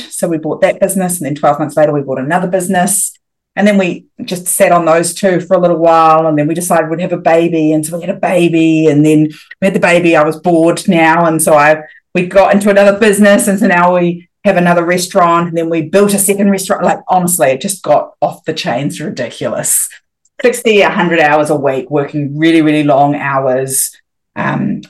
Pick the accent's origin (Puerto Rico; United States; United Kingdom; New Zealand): New Zealand; moved away as an adult; also born or lived in Thailand; I'm a New Zealander and we all do our OEs